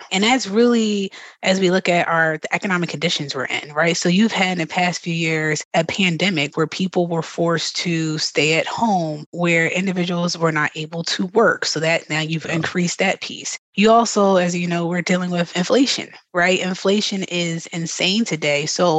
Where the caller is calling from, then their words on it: Philadelphia, Pennsylvania, United States; I'm actually joining you from Philadelphia today.